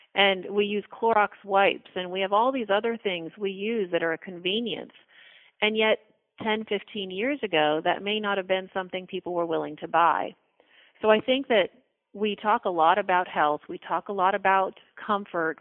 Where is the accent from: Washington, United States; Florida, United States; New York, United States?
Florida, United States; West Palm Beach; also born or lived in Boston / Tallahassee, Florida; I moved back to my hometown, which is West Palm Beach, Florida.